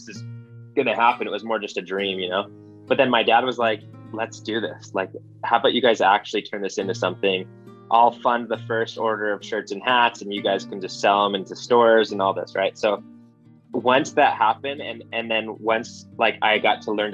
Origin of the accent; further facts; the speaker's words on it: Arizona, United States; moved away; also born or lived in Hawaii; Growing up in Arizona